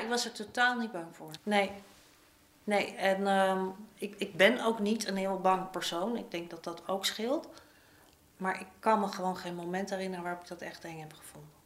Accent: Amsterdam, North Holland, Netherlands; ik ben opgegroeid in Amsterdam-Zuid

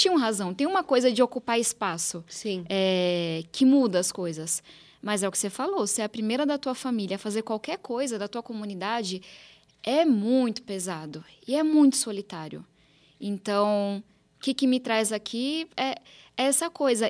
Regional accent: São Paulo, Brazil; Eu sou nascida e criada aqui em São Paulo

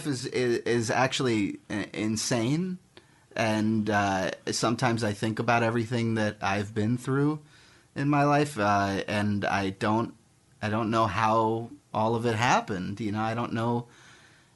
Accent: Miami Beach, Florida, United States; moved away as an adult; now in Los Angeles, United States; I'm from Miami Beach, Florida.

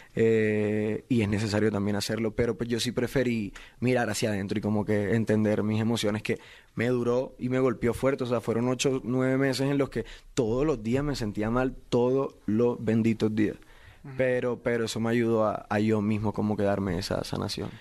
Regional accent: Barranquilla, Atlántico, Colombia; Yo soy de Barranquilla, Colombia, soy de la costa de mi país

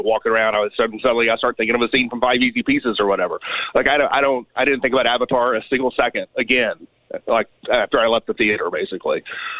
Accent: New Orleans, Louisiana, United States; now in Little Rock, United States; The answer is always no. Like, we live in Little Rock, but we grew up in New Orleans.

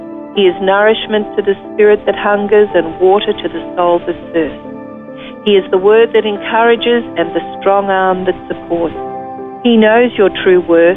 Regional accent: Numurkah, Victoria, Australia; now in Wangaratta, Australia; I was born in Numurkah, but yeah. I grew up on a farm just out of Numurkah, about 20 minutes from Numurkah.

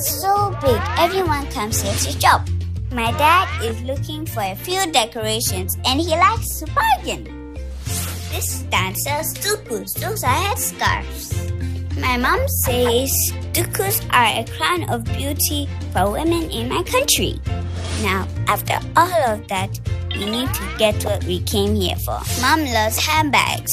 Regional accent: Accra, Greater Accra, Ghana; I am from Accra in Ghana

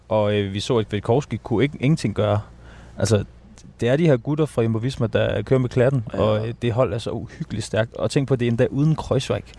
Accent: Denmark; vi danskere jo mere nordens araber

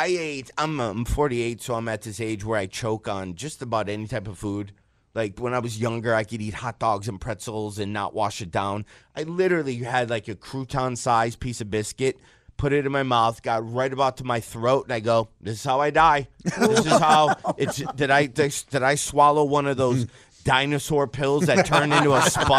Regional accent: Detroit, Michigan, United States; I'm from Detroit.

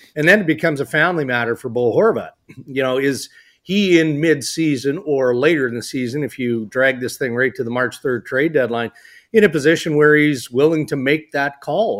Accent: Canada; We're Canadian

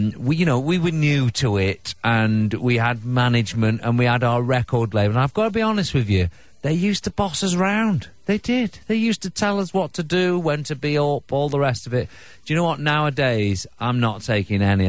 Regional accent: United Kingdom; being a Brit, we love our royal family

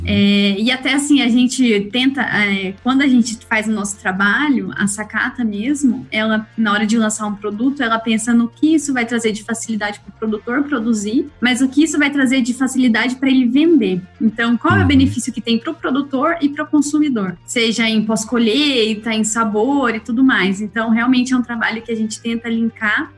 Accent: Piedade, São Paulo, Brazil; also born or lived in Paraná; Eu sou de Piedade, interior de São Paulo

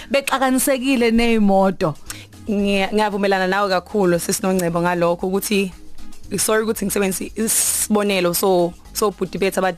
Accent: Newcastle, KwaZulu-Natal, South Africa; ekhaya ise Newcastle section 4

